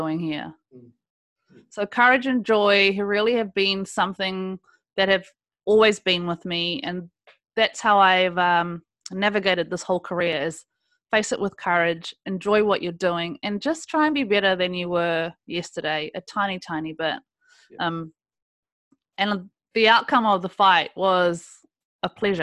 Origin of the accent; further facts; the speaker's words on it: South Africa; now in New Zealand; I was born in South Africa